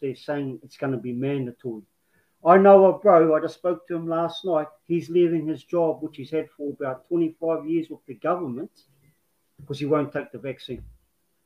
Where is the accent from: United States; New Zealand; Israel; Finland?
New Zealand; Māmari Beach, near Dargaville, Northland; I come from Māmari Beach, just past Dargaville.